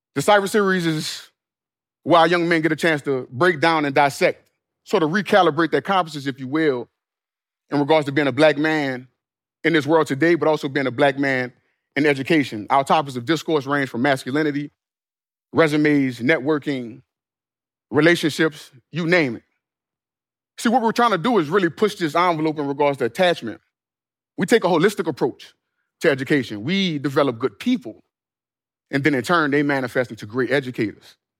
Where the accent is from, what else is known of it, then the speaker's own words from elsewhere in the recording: New Orleans, Louisiana, United States; my hometown of New Orleans